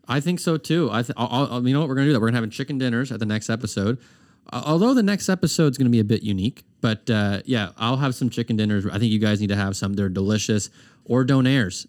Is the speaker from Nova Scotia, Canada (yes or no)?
yes; Herring Cove, Nova Scotia, Canada; also born or lived in Armdale, Halifax; when I grew up in Heron Cove, and then when I moved to the city, I lived in Armdale